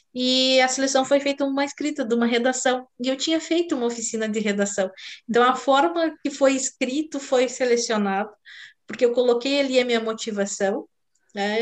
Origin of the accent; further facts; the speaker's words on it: South Region, Brazil; eu sou do sul do Brasil